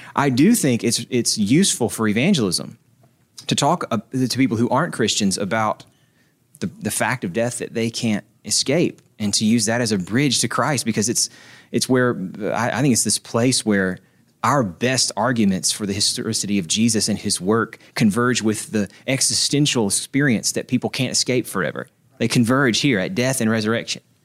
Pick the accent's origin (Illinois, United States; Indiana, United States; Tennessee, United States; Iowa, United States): Tennessee, United States; Nashville; I'm from Nashville